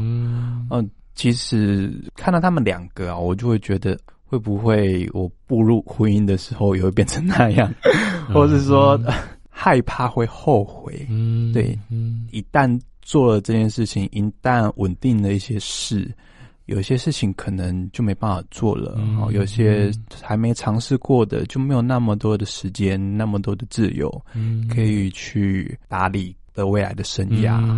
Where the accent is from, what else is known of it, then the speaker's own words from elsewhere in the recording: Taitung, Taitung County, Taiwan; now in Taipei, Taiwan; 我的老家在台东。